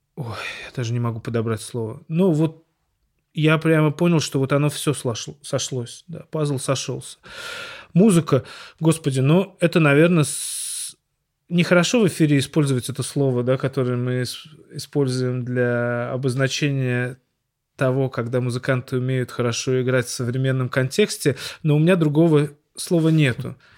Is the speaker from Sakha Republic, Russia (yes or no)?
no; Saint Petersburg, Russia; я странный парень из Петербурга